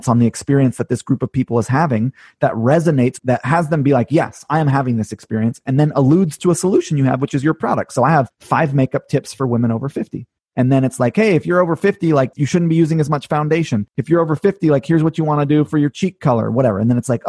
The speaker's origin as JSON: {"language": "English", "region": "California", "country": "United States", "tie": "born or raised there", "also_born_or_lived": "Hawaii", "moved": "yes", "lives_now": "upstate New York, United States", "said": "I grew up in California mostly"}